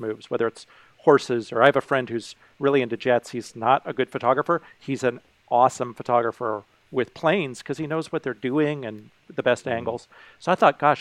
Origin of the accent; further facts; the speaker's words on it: Carmel, California, United States; I grew up in Carmel, California